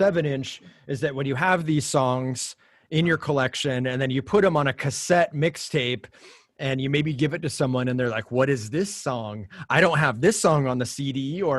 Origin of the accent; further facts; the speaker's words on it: Orange County, California, United States; I'm from Orange County